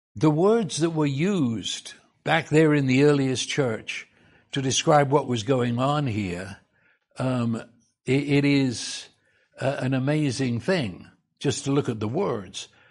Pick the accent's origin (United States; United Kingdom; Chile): United Kingdom; England; I was raised in England